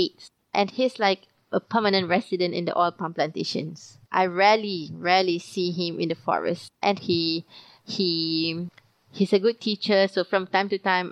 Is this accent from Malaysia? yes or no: yes; Malaysia; Being a Malaysian